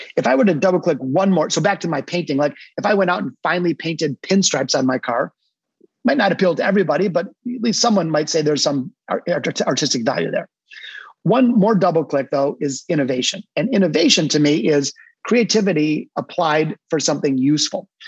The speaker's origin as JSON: {"language": "English", "town": "Detroit", "region": "Michigan", "country": "United States", "tie": "born or raised there", "moved": "yes", "lives_now": "Naples, United States", "said": "my hometown of Detroit, Michigan, not Naples where I am today, but I'm a hardcore Detroiter"}